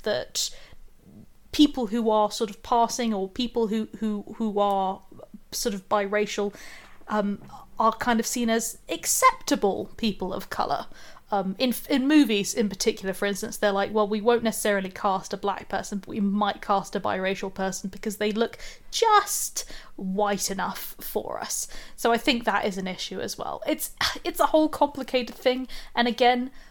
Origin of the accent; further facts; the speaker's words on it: United Kingdom; now in Sussex, United Kingdom; I'm in Sussex. and I'm British